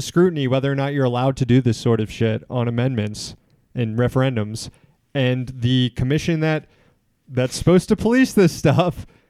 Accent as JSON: {"language": "English", "region": "Florida", "country": "United States", "said": "Florida, my home state"}